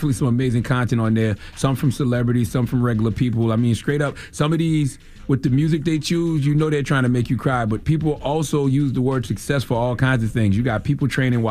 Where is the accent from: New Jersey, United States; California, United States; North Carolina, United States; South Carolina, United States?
South Carolina, United States; Moncks Corner; You know, I do it every single year in my hometown in Monk's Corner, South Carolina.